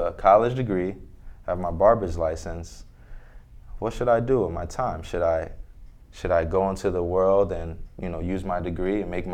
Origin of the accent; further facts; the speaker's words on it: Orange, New Jersey, United States; I grew up in Orange, New Jersey